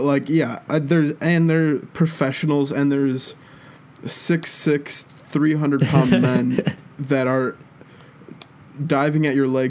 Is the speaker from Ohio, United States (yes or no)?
yes; Cleveland area, Ohio, United States; I live like 20 minutes away from Cleveland, but I'm not going to say I'm from.